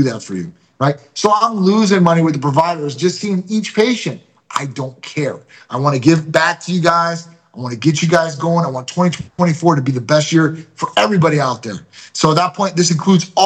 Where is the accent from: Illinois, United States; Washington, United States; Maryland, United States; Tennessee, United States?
Illinois, United States; Chicago; now in St. Petersburg, United States; I'm a Greek from Chicago